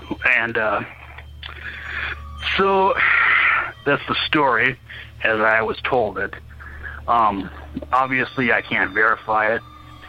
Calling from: Minnesota, United States; I'm from Minnesota.

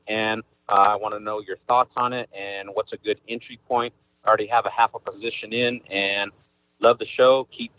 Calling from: Lemoore, California, United States; I'm calling from Lemoore Naval Base in Central California.

